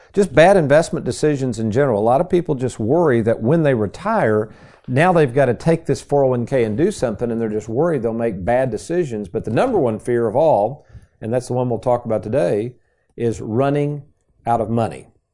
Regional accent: Lexington, United States; as a kid growing up in Lexington

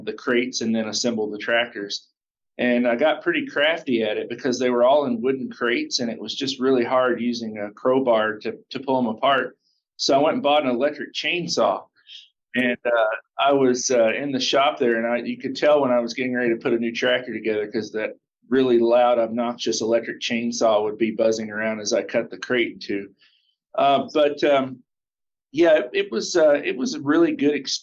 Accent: Russellville, Kentucky, United States; moved away as an adult; also born or lived in Kansas City / Atlanta / Iowa / Minneapolis; a dealership in my hometown, Russellville, Kentucky

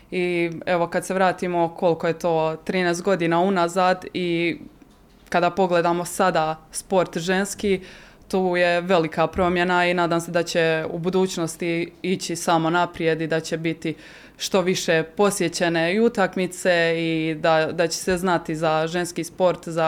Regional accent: Croatia; moved away; Da, ja sam e, evo iz Hrvatske prvo otišla, e, moja prva, moje prvo iskustvo vani bilo je e, u Italiji Vicenci

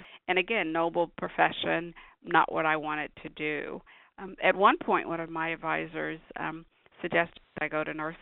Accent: Bluefield, West Virginia, United States; moved away as an adult; now in Atlanta, United States; Born and raised in Bluefield, West Virginia, a small town in southern West Virginia

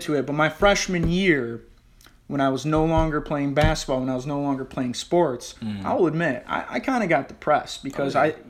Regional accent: Detroit, Michigan, United States; I was born and raised in Southwest Detroit. A lot of people don't know that about me. So I lived there for first 15 years of my life.

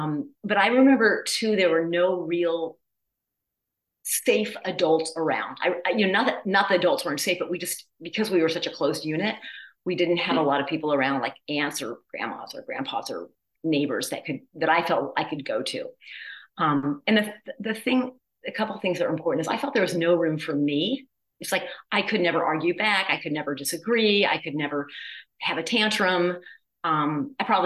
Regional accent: Midwest, United States; also born or lived in the South; I was born in the South and I grew up in the Midwest

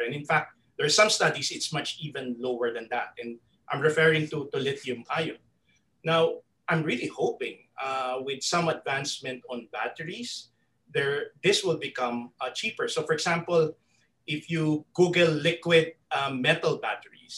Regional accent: Philippines; me as a Filipino

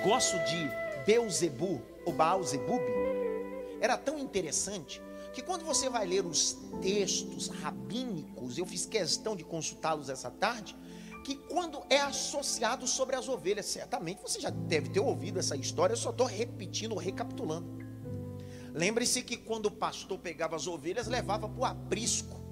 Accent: Northeast Region, Brazil; Eu sou nordestino e nordestino come as frases

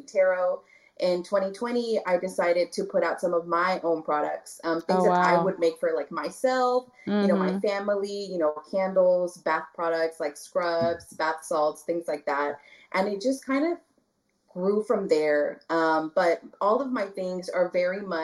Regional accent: Brownsville, Texas, United States; also born or lived in Dallas, Texas; I grew up in the Valley. I'm from Brownsville, Texas. I was born in Dallas

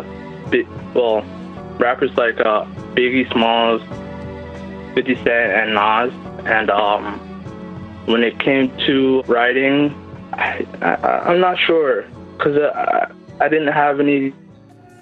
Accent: Toronto, Ontario, Canada; I'm from Toronto, Canada

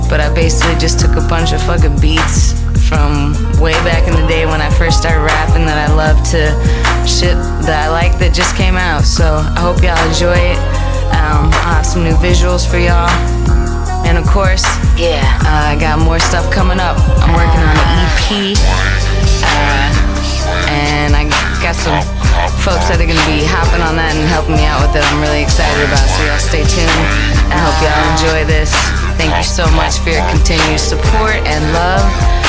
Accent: Houston, Texas, United States; it was kind of the first place I fit in out here. I came from Houston, Texas, and you know, I've linked up with some really dope folks.

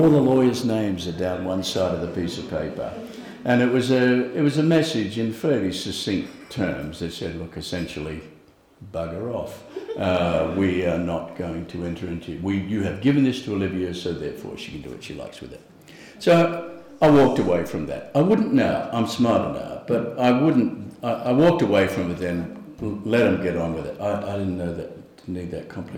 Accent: Australia; as an Australian artist

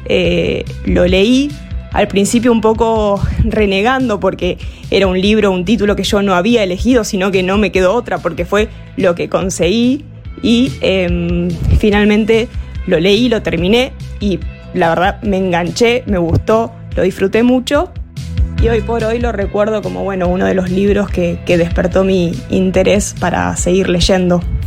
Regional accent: Rosario, Santa Fe, Argentina; Rosario, de donde soy yo

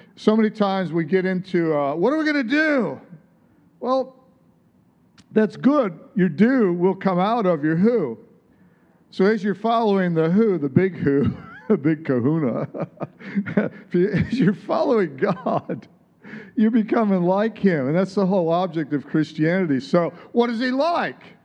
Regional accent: Midwest, United States; where I grew up in the Midwest

